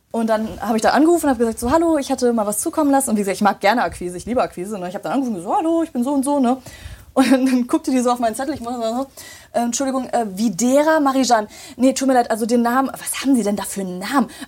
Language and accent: German; Remscheid, North Rhine-Westphalia, Germany; So, ich habe mich vorgestellt, habe gesagt, hi … ich komme aus Remscheid und so und so, ne?